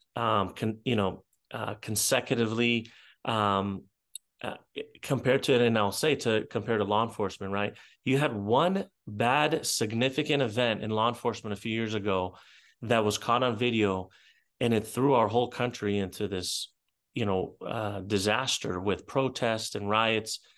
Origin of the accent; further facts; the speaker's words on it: Israel; moved away; I grew up in Israel